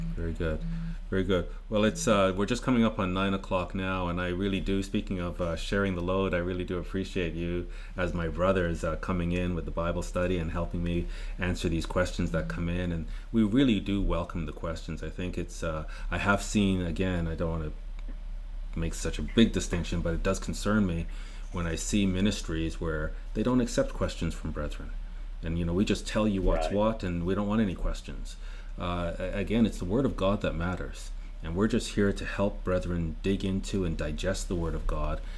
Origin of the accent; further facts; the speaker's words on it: Canada; Murray and I are Canadian